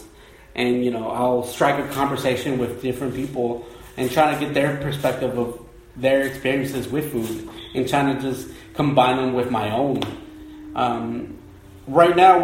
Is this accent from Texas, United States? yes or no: yes; Houston, Texas, United States; Being from Texas, well, being from Houston specifically, it's like essentially being Mexican in a sense where all my classmates were Mexican